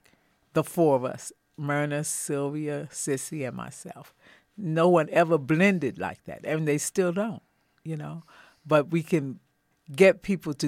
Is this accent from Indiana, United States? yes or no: no; New York City, New York, United States; I'm from New York City